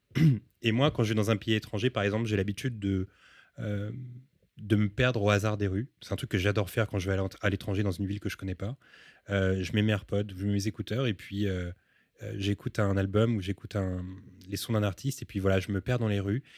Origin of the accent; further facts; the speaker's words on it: Paris, Île-de-France, France; also born or lived in Montreal; Je suis né à Paris